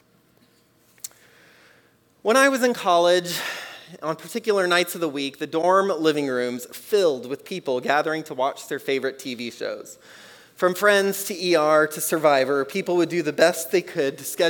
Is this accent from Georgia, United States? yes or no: no; Texas, United States; I grew up in Texas